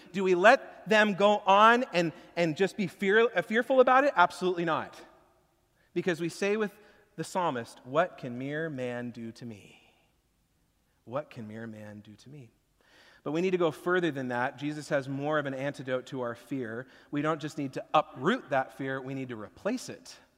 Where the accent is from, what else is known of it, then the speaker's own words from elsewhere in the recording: Washington, United States; growing up in Washington, I haven't lived through a tornado before